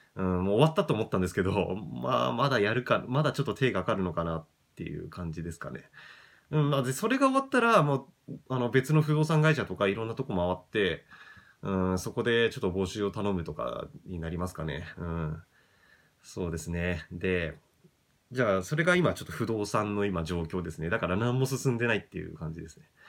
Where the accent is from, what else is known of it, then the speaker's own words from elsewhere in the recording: Japan; 地元が東京に近くていい立地ではあるんですけど